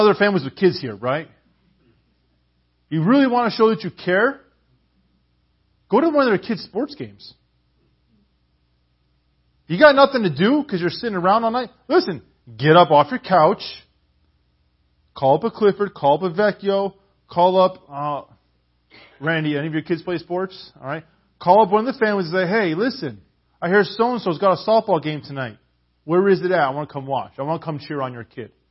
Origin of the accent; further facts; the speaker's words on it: Canada; I'm a Canadian